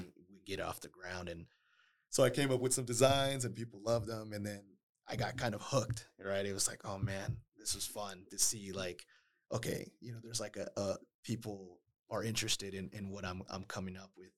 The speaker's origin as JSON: {"language": "English", "town": "Las Vegas", "region": "Nevada", "country": "United States", "tie": "born or raised there", "also_born_or_lived": "Oakland, California", "said": "I grew up, you know, pretty much raised in Las Vegas"}